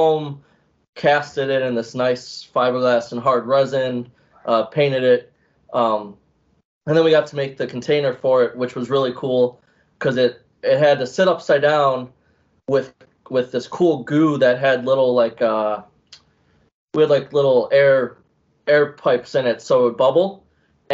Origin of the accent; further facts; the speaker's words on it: Ohio, United States; moved away; also born or lived in Pittsburgh; So I'm originally from Ohio, so there's like nothing to do.